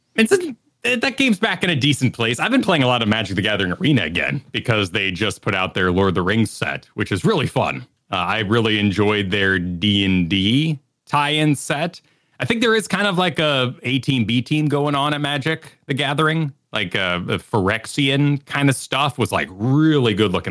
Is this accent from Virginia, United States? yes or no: yes; Virginia, United States; moved away; also born or lived in New Mexico; I say fur. I'm from Virginia, you know, originally, so I picked up a fur when I was very young.